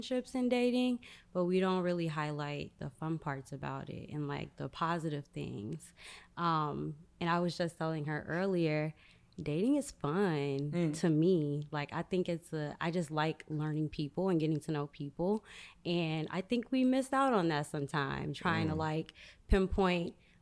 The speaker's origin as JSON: {"language": "English", "town": "Chicago", "region": "Illinois", "country": "United States", "moved": "as an adult", "lives_now": "Dallas, United States", "said": "I'm from Chicago"}